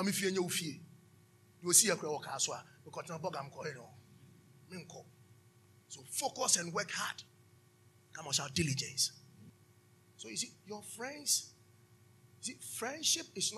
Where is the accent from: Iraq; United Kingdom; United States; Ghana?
Ghana; Taifa, Greater Accra; All my colleagues that we grew up in Taifa